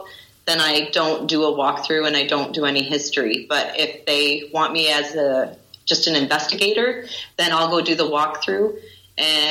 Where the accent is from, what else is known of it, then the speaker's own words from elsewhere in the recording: Windsor, Ontario, Canada; moved away; I'm from Windsor, Ontario in Canada, and I worked with several teams over there